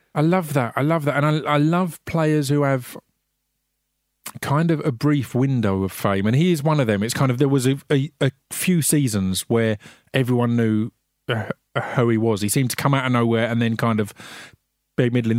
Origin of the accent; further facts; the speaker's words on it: Essex, East of England, United Kingdom; I'm from Essex, but my family are all from South London.